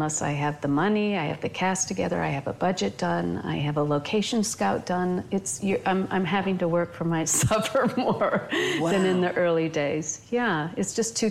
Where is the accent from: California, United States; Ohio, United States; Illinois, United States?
Illinois, United States; outside of Chicago; I grew up outside of Chicago.